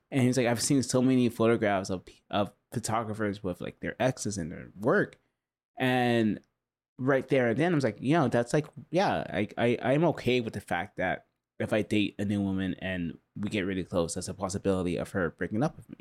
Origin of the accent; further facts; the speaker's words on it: Huntington Beach, California, United States; I grew up in Huntington Beach